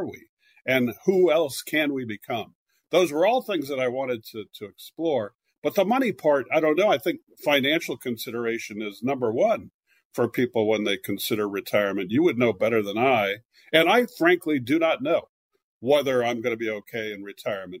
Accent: California, United States; moved away as an adult; also born or lived in Philadelphia / New York; I'm from California originally, but I lived in Philadelphia for many years and then New York. I'm back in California now

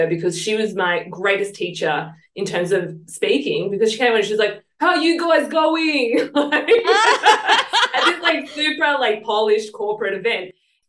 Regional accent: Sydney, New South Wales, Australia; accent: Southwest Sydney; moved away as an adult; now in Sunshine Coast, Australia; come from Southeast Sydney or Southwest Sydney, I should say. And, you know, it was a little bit of a ghetto sometimes.

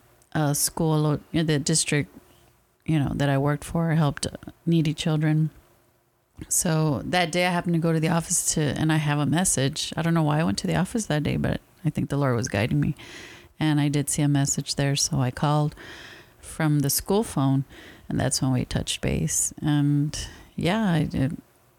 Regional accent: San Antonio, Texas, United States; we grew up in the same neighborhood

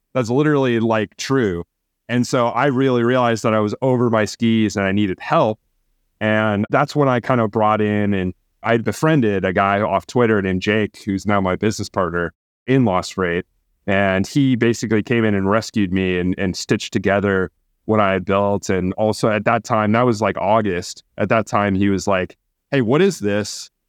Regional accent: Phoenix, Arizona, United States; moved away as an adult; also born or lived in Milwaukee, Wisconsin; I grew up in in Phoenix, Arizona

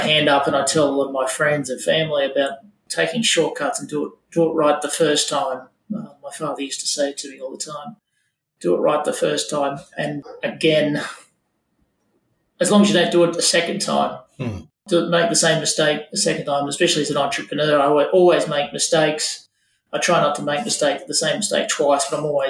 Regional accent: Wollongong, New South Wales, Australia; I grew up in Wollongong the last couple of years.

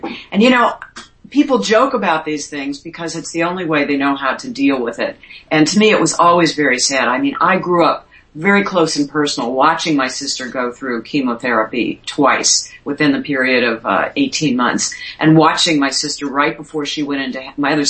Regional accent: St. Louis, Missouri, United States; moved away as an adult; also born or lived in Miami; by the time I got to St. Louis as a TV reporter, which was my hometown

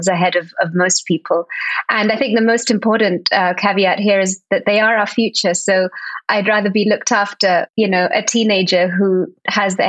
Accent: Spain; also born or lived in Barcelona; Born and brought up in Spain. I live in Barcelona, though. I have been for the last 20 years

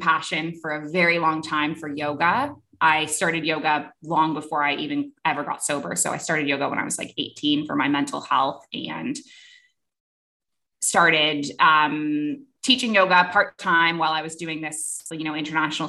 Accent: Toronto, Ontario, Canada; moved away as an adult; also born or lived in Kuwait; I am a Canadian originally, grew up in Toronto, and I lived in Canada until I was 23

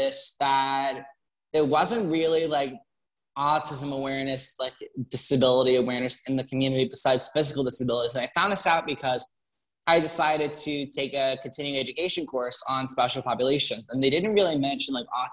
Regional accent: Long Island, New York, United States; moved away as an adult; now in Bronx, United States; I'm originally from Long Island, but I'm living in the Bronx now for school.

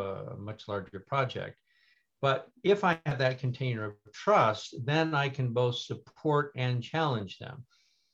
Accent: Midwest, United States; I grew up in the Midwest with my wonderful family

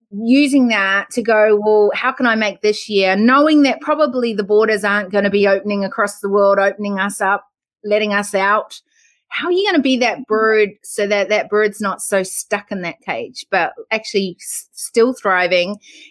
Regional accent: Australia; Which is the worst thing to say to an Australian, right? Where are you from in New Zealand? And so I would laugh because I'd be the foreign

